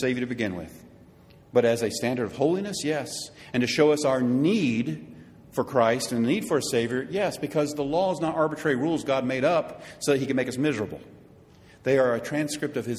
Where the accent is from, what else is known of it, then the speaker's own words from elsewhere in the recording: United States; us Americans